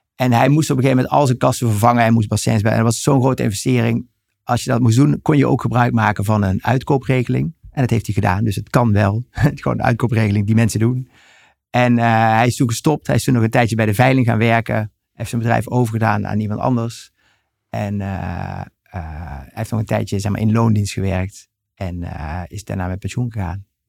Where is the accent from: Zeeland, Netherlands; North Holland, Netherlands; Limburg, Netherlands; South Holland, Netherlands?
Limburg, Netherlands; Helden; ik ben geboren en getogen in Helden, Noord-Limburg